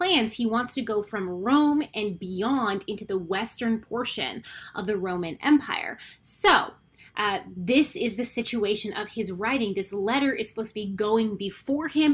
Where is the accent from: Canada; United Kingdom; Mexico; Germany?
Canada; I am Canadian